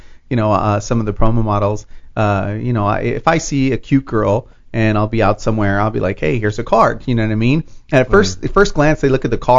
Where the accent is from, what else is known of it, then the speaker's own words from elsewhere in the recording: Los Angeles, California, United States; I was born in Los Angeles.